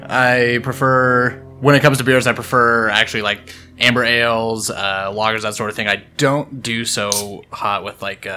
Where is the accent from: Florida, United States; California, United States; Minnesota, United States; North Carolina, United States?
California, United States; Morgan Hill; also born or lived in Gilroy, California; I grew up in Morgan Hill, which is just north of Gilroy. It's in between San Jose and Gilroy. But I think Morgan Hill might even be smaller than Gilroy.